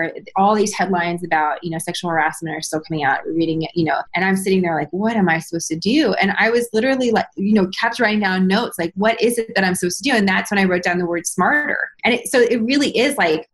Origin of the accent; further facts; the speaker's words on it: San Francisco, California, United States; moved away as an adult; also born or lived in New York City; I was born and raised in San Francisco